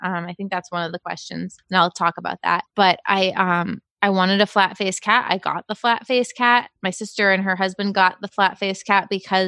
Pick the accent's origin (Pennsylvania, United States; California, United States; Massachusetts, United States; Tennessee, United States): Massachusetts, United States; Dennis; I grew up in Dennis, Massachusetts. It was a wonderful town.